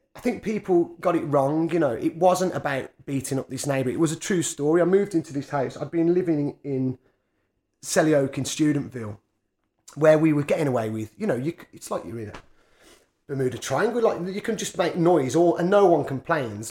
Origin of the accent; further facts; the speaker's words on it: Birmingham, West Midlands, United Kingdom; I spent most of my time growing up Quinton and Harborne